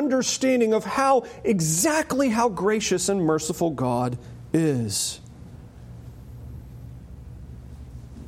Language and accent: English; United States; I am an American